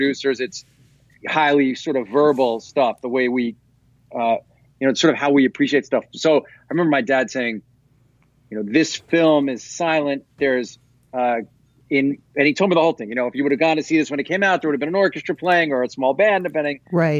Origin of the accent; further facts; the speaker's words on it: Long Island, New York, United States; I grew up in Long Island